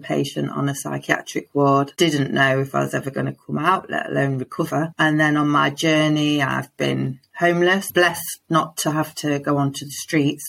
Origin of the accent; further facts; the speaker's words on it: Lincoln, East Midlands, United Kingdom; I'm from Lincoln in the UK